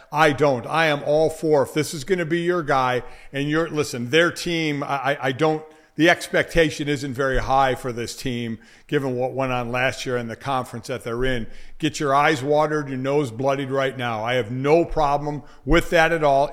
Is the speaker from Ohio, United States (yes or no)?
yes; Cleveland, Ohio, United States; I'm from Cleveland